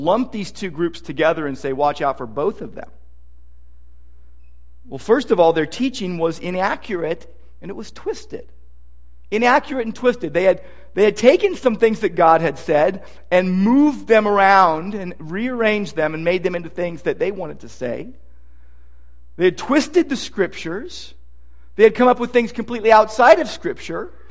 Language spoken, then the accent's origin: English; Downey, California, United States; I was a kid growing up in Downey